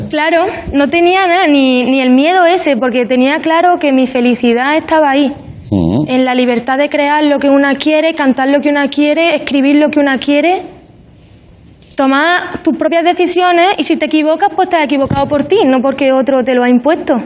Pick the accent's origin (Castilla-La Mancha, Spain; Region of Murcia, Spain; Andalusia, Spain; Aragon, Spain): Andalusia, Spain; Pozoblanco; una muchacha de Pozo Blanco que escribe sus canciones y las canta